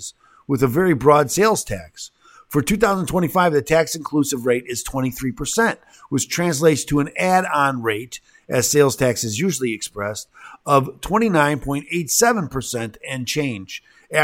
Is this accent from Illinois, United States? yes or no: yes; Illinois, United States; I'm from Illinois